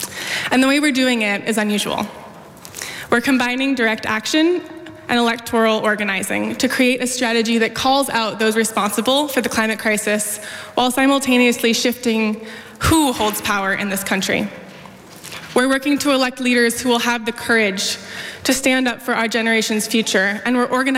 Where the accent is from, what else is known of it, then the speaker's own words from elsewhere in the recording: Oakland, California, United States; I grew up in Oakland, and I've lived here for most of my life.